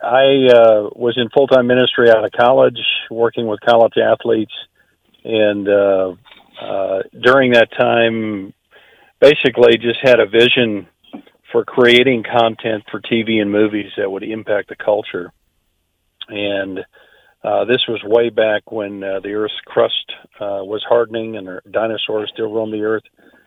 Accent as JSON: {"language": "English", "region": "Minnesota", "country": "United States", "moved": "yes", "lives_now": "Atlanta, United States", "said": "I'm originally from Minnesota, but I've been in Atlanta for almost 32 years now."}